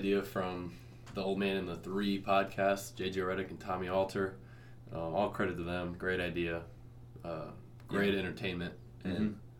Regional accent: Southern Illinois, United States; moved away as an adult; now in Hammond, United States; from Southern Illinois

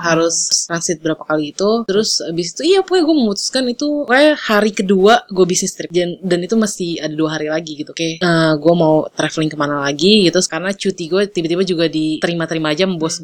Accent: Jakarta, Indonesia; saya dari Jakarta

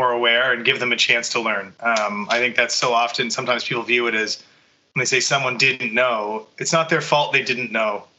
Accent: Bedeque, Prince Edward Island, Canada; now in Ottawa, Canada; I'm originally from Prince Edward Island, grew up on a potato farm there

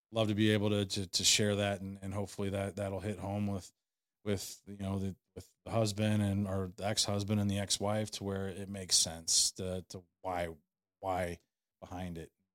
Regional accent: St. Louis, Missouri, United States; I grew up in Saint Louis

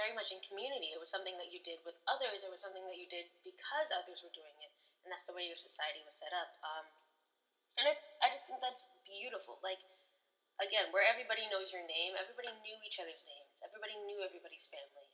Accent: United States; my American perspective

